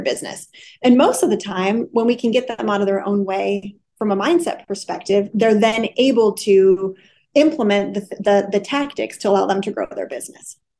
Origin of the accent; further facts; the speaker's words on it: Wisconsin, United States; moved away as an adult; also born or lived in Los Angeles County, California; I grew up in a small Midwestern city